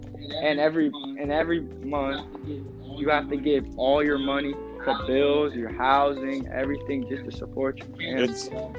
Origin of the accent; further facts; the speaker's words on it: Detroit, Michigan, United States; now in Dublin, Ohio, United States; I came from Michigan.